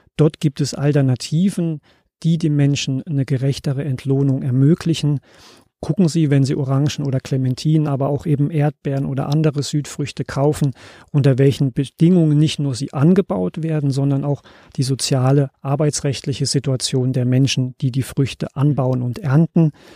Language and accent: German; Germany; als Deutsche